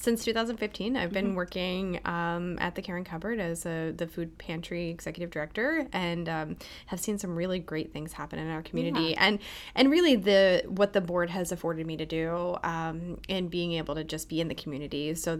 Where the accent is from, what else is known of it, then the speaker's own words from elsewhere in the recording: Altoona, Pennsylvania, United States; Yeah, so I come from the Altoona area, and as I was kind of on my college journey, I saw Lebanon Valley College.